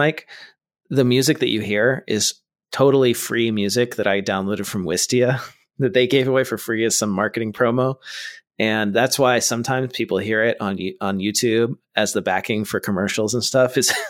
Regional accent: Ottawa, Ontario, Canada; I am from Ottawa, Ontario, Canada, and my firm is called Envolta Cloud Accounting.

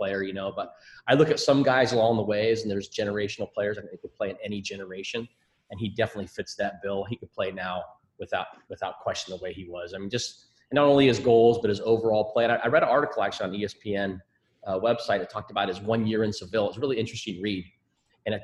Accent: Scotland, United Kingdom; now in United States; I'm more American now than I am Scottish

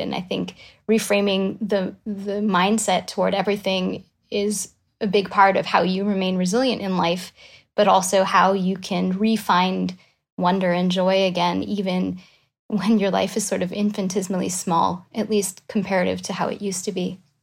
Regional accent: Quebec, Canada; I'm from Quebec, as you said. I went to school in Canada, so that was McGill in Montreal

